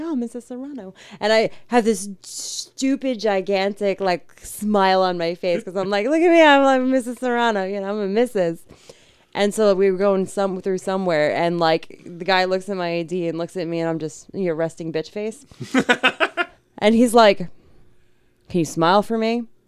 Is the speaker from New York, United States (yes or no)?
yes; New York, United States; we're from New York